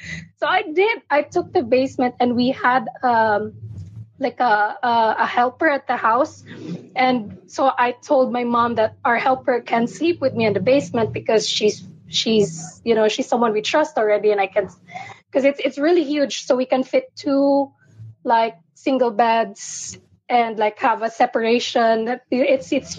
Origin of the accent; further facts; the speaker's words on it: Philippines; I'm from the Philippines. it's nine in the morning here